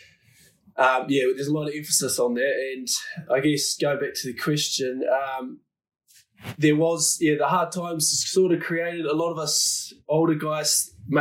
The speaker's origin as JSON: {"language": "English", "country": "New Zealand", "tie": "born or raised there", "moved": "yes", "said": "I was growing up in the New Zealand culture"}